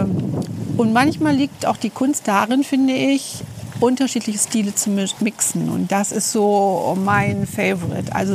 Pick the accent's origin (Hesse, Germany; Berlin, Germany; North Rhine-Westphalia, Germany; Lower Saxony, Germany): Lower Saxony, Germany; Delmenhorst; born there; now in Braunschweig, Germany; ähm, lebe in Braunschweig jetzt, glaube ich, seit 30, seit fast 40 Jahren, gebürtig aus Delmenhorst.